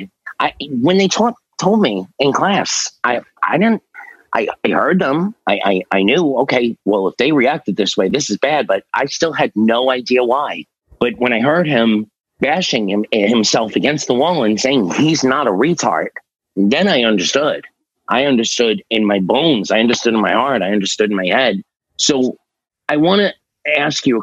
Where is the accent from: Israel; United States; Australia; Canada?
United States; New York City, New York; I'm from Staten Island, New York, Willowbrook